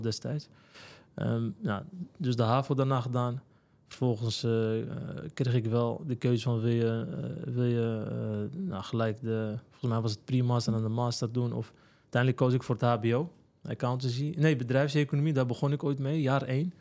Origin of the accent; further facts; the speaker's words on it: Alkmaar, North Holland, Netherlands; also born or lived in Morocco; geboren en getogen in Alkmaar, Kaastad